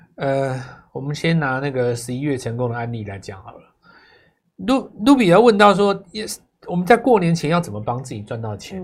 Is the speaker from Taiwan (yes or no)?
yes; Taiwan; 我们台湾人